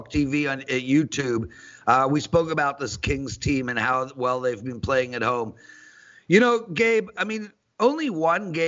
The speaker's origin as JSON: {"language": "English", "country": "South Africa", "said": "I'm South African."}